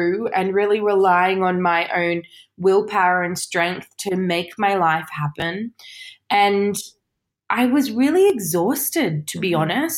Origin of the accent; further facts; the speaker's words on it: Sydney, New South Wales, Australia; moved away as an adult; now in United Kingdom; I grew up in Australia